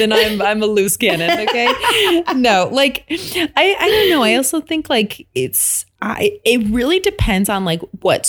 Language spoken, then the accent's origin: English; Midwest, United States; I'm from the Midwest, so I'm like super friendly.